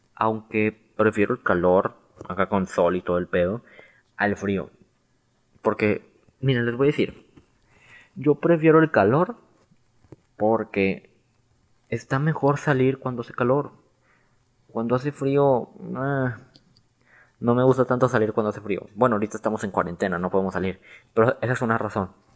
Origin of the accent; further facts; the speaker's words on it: Mexico; como celebraríamos un día de independencia, un día aquí en México